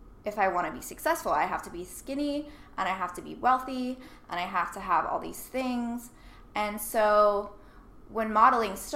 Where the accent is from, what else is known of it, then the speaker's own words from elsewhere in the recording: Nashville, Tennessee, United States; I grew up in Nashville